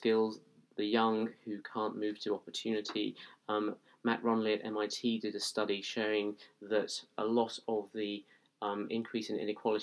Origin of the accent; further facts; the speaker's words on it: Lancashire, North West England, United Kingdom; now in London, United Kingdom; growing up, say, in my hometown back in Lancashire